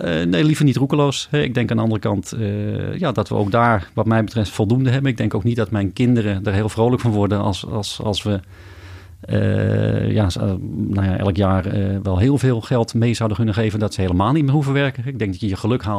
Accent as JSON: {"language": "Dutch", "town": "Amsterdam", "region": "North Holland", "country": "Netherlands", "moved": "as an adult", "lives_now": "North Brabant, Netherlands"}